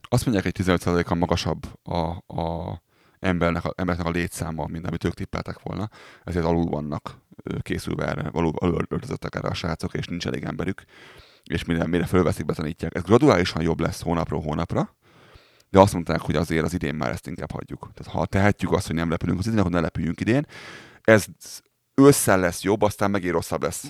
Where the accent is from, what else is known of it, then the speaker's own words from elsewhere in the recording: Pest, Hungary; moved away as an adult; Kimentem szülővárosomba, Budapest mellé